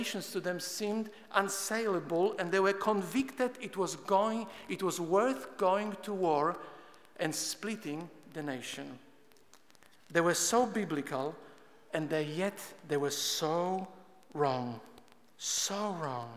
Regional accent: Poland; moved away; I'm Polish by birth. I grew up in Poland and I attended atheistic communist schools

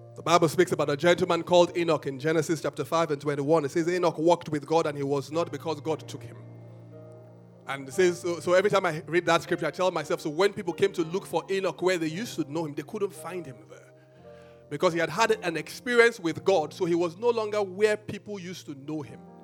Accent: Benin City, Edo, Nigeria; I grew up in Benin

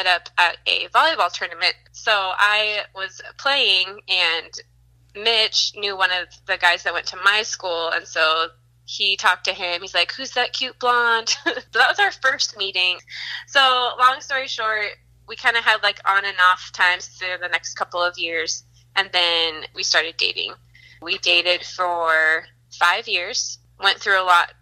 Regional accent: Wichita, Kansas, United States; moved away as an adult; now in Loma Linda, United States; So I grew up mostly in the Midwest. The majority of my growing up was in Kansas, in Wichita, Kansas

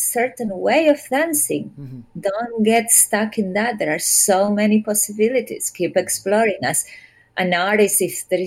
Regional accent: Córdoba, Argentina; moved away; I'm not from Buenos Aires, but I'm from Cordoba

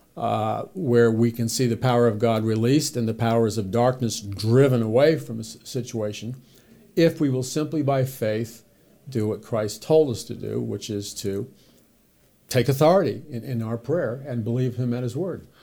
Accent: New York City, New York, United States; I was raised in New York City

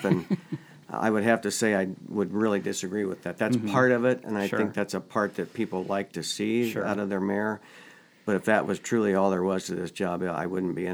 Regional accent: Orrville, Ohio, United States; As a child growing up in Orrville

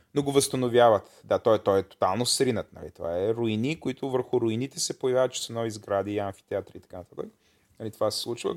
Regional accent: Bulgaria; съм българин

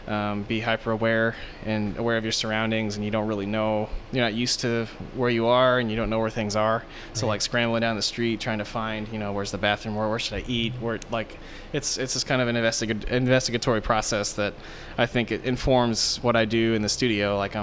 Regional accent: The Woodlands, Texas, United States; also born or lived in Denver / Dallas / Aberdeen; I was born in Denver, Colorado. I moved whenever I was when I was really, really little. And then I grew up mostly in Texas. I grew up around the Woodlands.

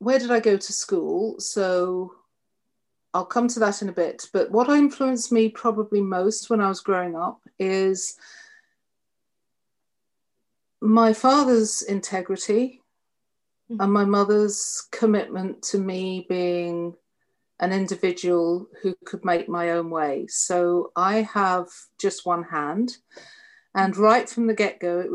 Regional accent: London, United Kingdom; moved away as an adult; also born or lived in Colchester, Essex; now in United States; So I was born in North London, and I was 13 when we moved to Colchester.

